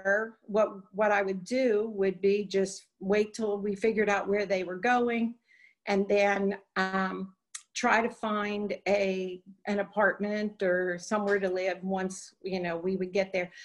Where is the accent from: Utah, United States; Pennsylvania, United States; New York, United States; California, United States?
Pennsylvania, United States; Pittsburgh; moved away as an adult; also born or lived in Florida; now in Atlanta, United States; I grew up in Pittsburgh